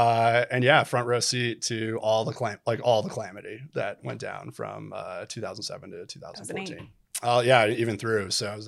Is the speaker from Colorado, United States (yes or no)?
no; Illinois, United States; I grew up outside Chicago, actually. So, you had cornfields and he lived in Wisconsin.